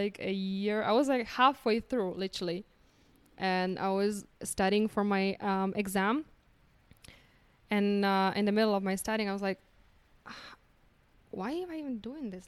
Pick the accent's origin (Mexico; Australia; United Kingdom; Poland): Poland; English is a second language; moved away as an adult; also born or lived in United States / Ireland / India; now in Medellín, Colombia; I came here from Poland